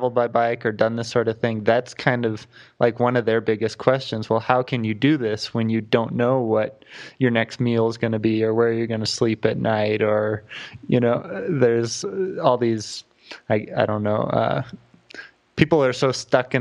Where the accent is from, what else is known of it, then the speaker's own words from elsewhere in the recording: Southern California, United States; also born or lived in Camarillo, California; I'm from Southern California. Like, I lived in a town about 20 miles north of Malibu on the ocean. And then Camarillo.